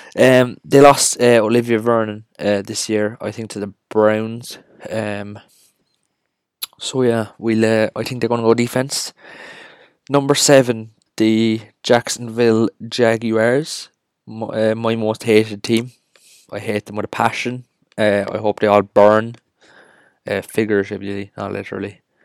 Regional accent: Cork, Munster, Ireland; We are from Cork, Ireland

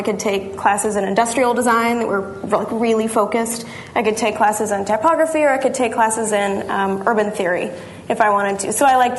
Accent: Arkansas, United States; also born or lived in Baltimore, Maryland; now in St. Louis, United States; Actually, I'm originally from Arkansas

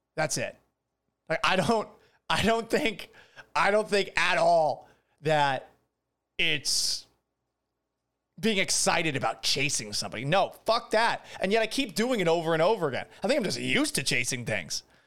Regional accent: Boston, Massachusetts, United States; moved away as an adult; also born or lived in Houston, Texas / Seattle, Washington; I grew up watching the Boston Red Sox. I'm from Boston originally

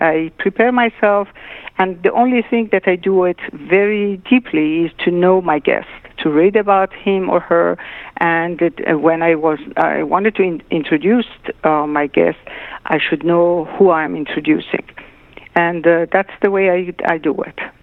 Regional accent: Tehran, Tehran Province, Iran; moved away; also born or lived in Shiraz, Iran; I was born in Shiraz, but I was not raised in Shiraz. I uh, my parents moved to Tehran when I was a year and a half

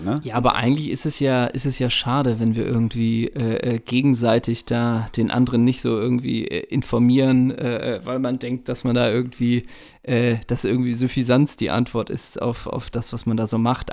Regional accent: Hamburg, Germany; ich komme ja aus dem Alstertal in Hamburg, aus Hamburgs Norden

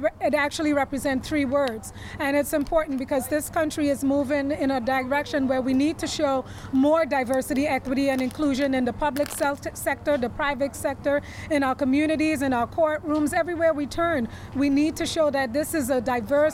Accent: Trinidad & Tobago; now in New York, United States; I'm from Trinidad.

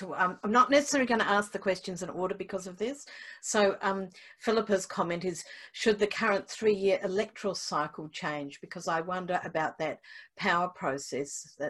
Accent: Australia; now in New Zealand; as an Australian by birth

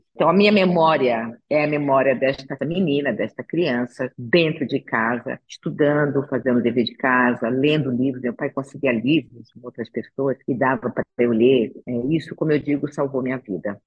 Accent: Rio de Janeiro, Brazil; now in São Paulo, Brazil; eu nasci no Rio de Janeiro, sou carioca, mas eu já estou em São Paulo há mais tempo do que estive no Rio de Janeiro

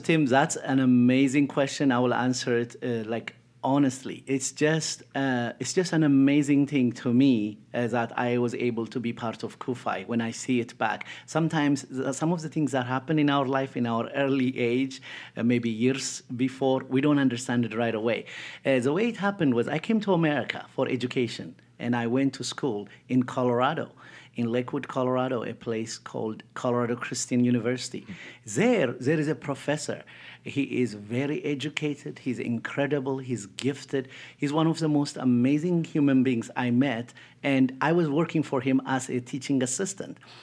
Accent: Ethiopia; moved away; I grew up in Ethiopia, born and raised

